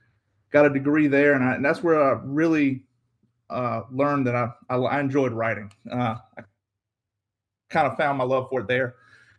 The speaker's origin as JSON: {"language": "English", "town": "Carsville", "region": "Virginia", "country": "United States", "tie": "born or raised there", "said": "I'm from Southeast Virginia. I grew up in a small town called Carsville, Virginia, or in Alawite County. I do most of my hunting in Southampton County. I grew up dog hunting."}